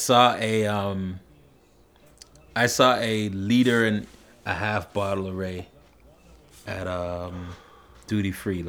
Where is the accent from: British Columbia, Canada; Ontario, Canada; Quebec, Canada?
Ontario, Canada; Toronto; We're from Toronto.